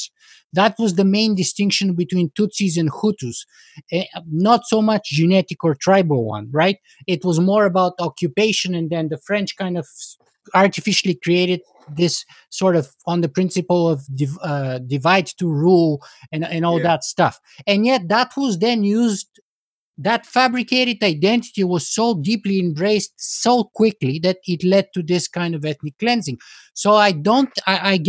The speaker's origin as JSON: {"language": "English", "country": "Bulgaria", "said": "I come from the Eastern Bloc, from Bulgaria"}